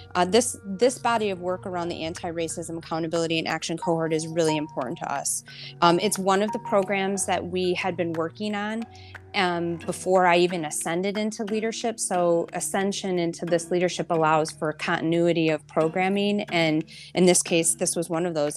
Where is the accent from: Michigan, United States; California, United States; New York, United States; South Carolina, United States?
Michigan, United States; Flint; I was born and raised in Flint, and I take a lot of pride from my hometown